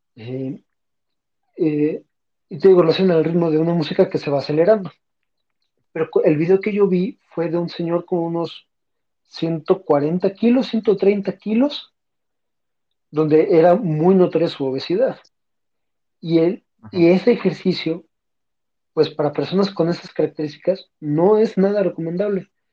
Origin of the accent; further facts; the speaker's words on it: Puebla, Mexico; soy de la ciudad de Puebla